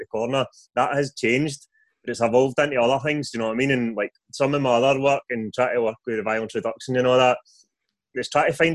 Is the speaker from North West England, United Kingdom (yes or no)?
no; Airdrie, Scotland, United Kingdom; also born or lived in Stirling; I'm from Airdrie in North Lanarkshire.